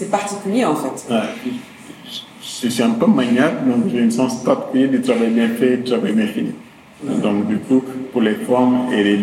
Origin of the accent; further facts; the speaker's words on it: Dakar, Senegal; J'ai grandi ici à la Médina, à Soumédium.